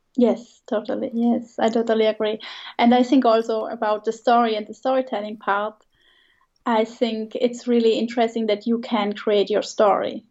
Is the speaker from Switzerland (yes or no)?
yes; Switzerland; English is a second language; moved away as an adult; also born or lived in Italy; I grew up in Switzerland near the border to Germany.